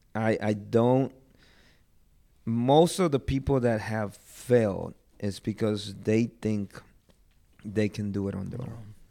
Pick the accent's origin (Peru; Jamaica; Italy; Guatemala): Guatemala; now in United States; I'm from Guatemala.